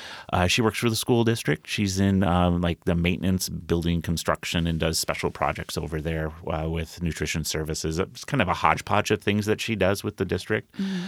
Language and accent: English; Rochester, Minnesota, United States; born there; I was born in Rochester, Minnesota at the Mayo Clinic.